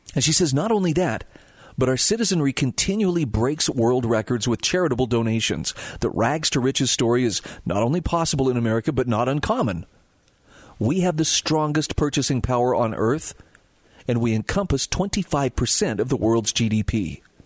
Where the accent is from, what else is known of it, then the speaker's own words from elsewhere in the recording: Utah, United States; here in my home state of Utah